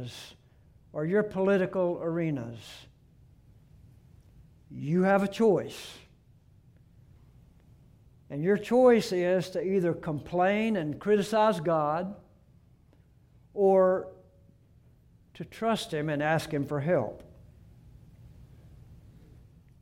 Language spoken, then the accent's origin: English; Gulf Coast, United States; moved away; I grew up on the Gulf Coast for 17 years, and I've lived here at the beach for 37 years